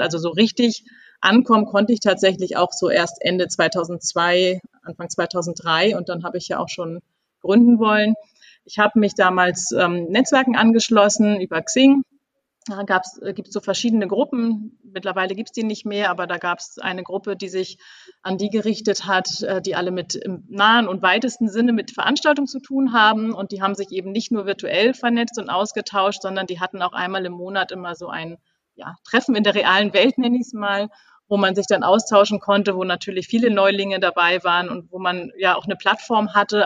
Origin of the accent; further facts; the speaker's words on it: Kiel, Schleswig-Holstein, Germany; moved away as an adult; now in Hamburg, Germany; ich komme eigentlich aus Kiel